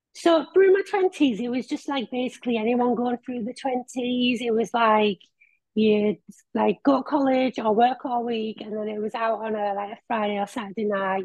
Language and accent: English; Billingham, North East England, United Kingdom; Billingham, which is my hometown.